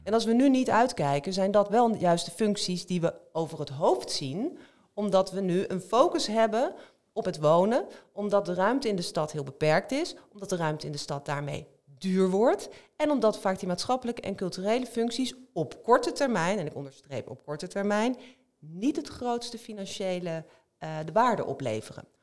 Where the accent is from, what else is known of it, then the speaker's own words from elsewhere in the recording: Rotterdam, South Holland, Netherlands; ik kom uit Rotterdam